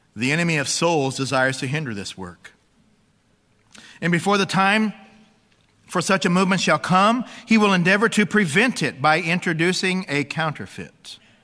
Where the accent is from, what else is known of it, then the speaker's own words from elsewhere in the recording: Bible Belt of America, United States; growing up in the Bible Belt of America